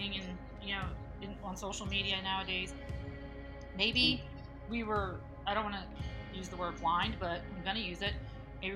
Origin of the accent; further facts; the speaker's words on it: Reading, Pennsylvania, United States; moved away as an adult; now in Myrtle Beach, United States; I was born and raised in Reading, Pennsylvania, which is 55 miles west of Philadelphia